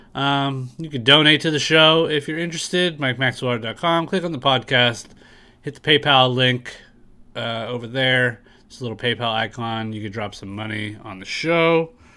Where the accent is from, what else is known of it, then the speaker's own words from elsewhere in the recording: San Diego, California, United States; I'm in San Diego, so there's de- I, and I'm born and raised here